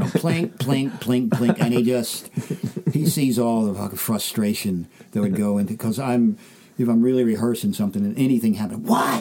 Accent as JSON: {"language": "English", "country": "United States", "moved": "yes", "lives_now": "United Kingdom"}